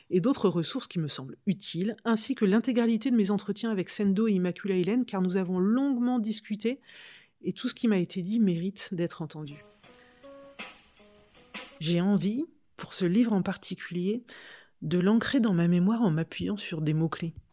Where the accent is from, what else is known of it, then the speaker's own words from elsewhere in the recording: Normandy, France; Alors oui et non. Je suis normande, hein, réponse classique.